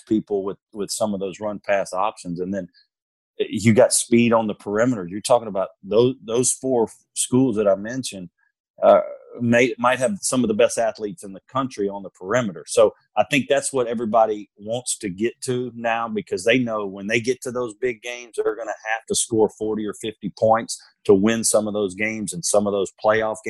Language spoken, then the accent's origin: English; Louisiana, United States; moved away; I grew up in Louisiana, and I'm actually here this week